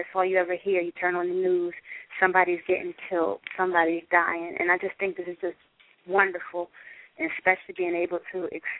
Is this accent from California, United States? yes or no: no; Philadelphia, Pennsylvania, United States; I'm from South Philly, too